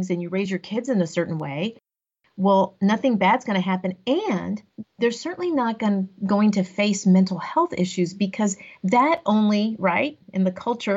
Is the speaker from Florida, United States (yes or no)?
no; Corpus Christi, Texas, United States; also born or lived in Austin, Texas; I grew up in Corpus Christi, Texas, so along the coast of Texas